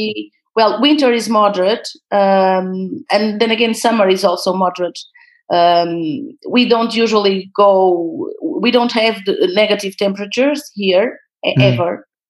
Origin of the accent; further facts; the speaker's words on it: Porto, Norte, Portugal; From Porto.